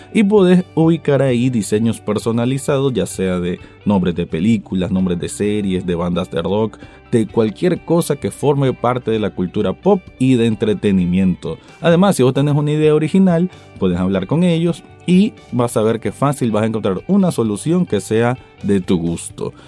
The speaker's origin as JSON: {"language": "Spanish", "country": "Nicaragua", "said": "como yo nicaragüense viéndolo desde aquí"}